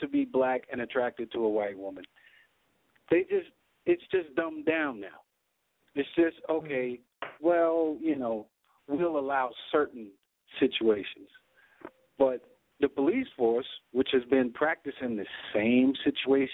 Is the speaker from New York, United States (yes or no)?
yes; New York, United States; now in Georgia, United States; I'm a New Yorker born and bred